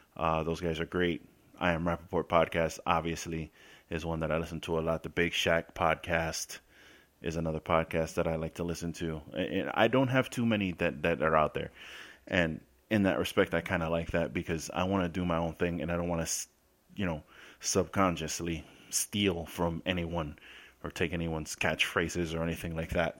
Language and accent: English; New York City, New York, United States; moved away as an adult; now in Florida, United States; I spent the first nineteen years of my life in the Bronx, South Bronx, Colgate Avenue between Westchester and Watson Ave